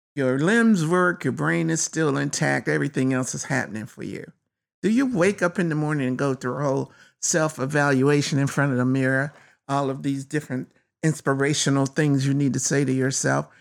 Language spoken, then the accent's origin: English; North Carolina, United States; I was born in North Carolina, one of the most racist places you could have been at that time.